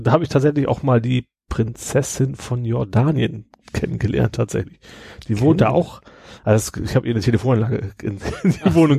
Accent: Kroge, Lower Saxony, Germany; aus meinem Heimatort, Kroge, ne, das ist so mhm. 2000 Einwohner

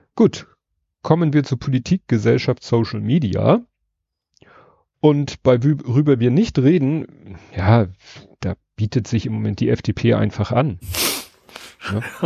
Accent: Hamburg, Germany; als Hamburger

